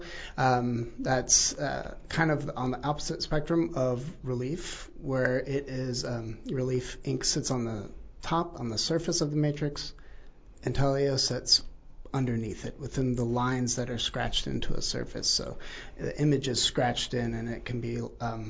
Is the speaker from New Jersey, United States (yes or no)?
no; Texas, United States; moved away as an adult; also born or lived in Christchurch, New Zealand; now in Taranaki, New Zealand; I was born in Christchurch, New Zealand, raised in Texas.